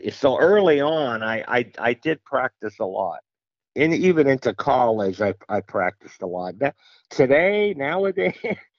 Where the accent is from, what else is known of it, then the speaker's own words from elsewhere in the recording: Mount Carmel, Pennsylvania, United States; Well, Mount Carmel, Pennsylvania. It's a small town in the Scranton-Wilkes-Barre area, or the Allentown-Bethlehem area. It's about a three-hour drive from New York City, directly west.